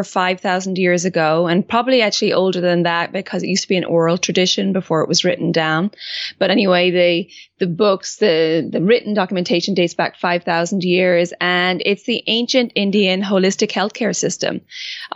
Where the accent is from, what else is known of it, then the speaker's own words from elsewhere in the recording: Ireland; moved away as an adult; also born or lived in France; I grew up in Ireland and then traveled a bit